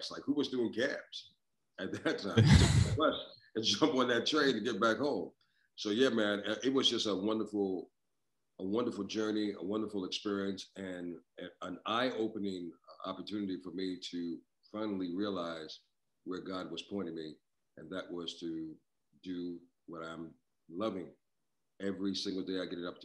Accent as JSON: {"language": "English", "region": "New York", "country": "United States", "tie": "born or raised there", "said": "growing up in New York, um, I listened to some phenomenal voices over the years."}